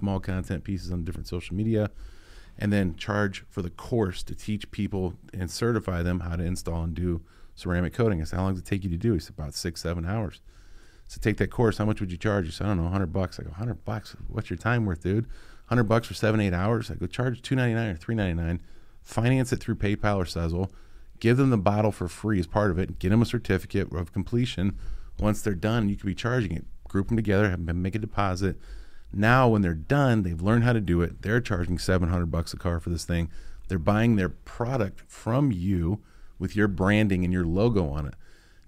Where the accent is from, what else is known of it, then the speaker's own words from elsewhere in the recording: Ohio, United States; I'm from Ohio. I can't count.